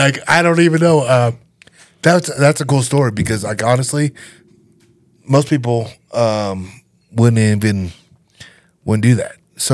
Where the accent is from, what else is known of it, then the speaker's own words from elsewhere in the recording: Canada; now in Conifer, United States; I'm from Canada.